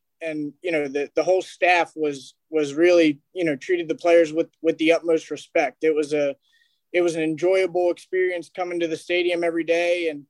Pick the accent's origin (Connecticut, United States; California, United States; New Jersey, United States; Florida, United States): New Jersey, United States; moved away; I'm from New Jersey, right outside of Philadelphia